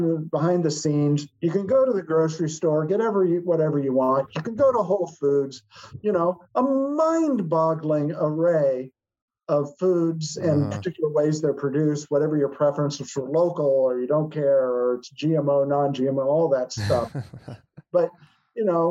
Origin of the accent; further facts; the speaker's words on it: Iowa, United States; from my home state of Iowa